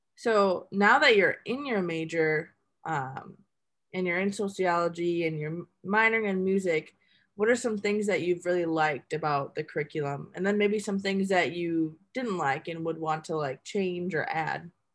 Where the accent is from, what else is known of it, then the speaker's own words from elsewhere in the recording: Milwaukee, Wisconsin, United States; I'm from Milwaukee, Wisconsin. Like, that's where I am right now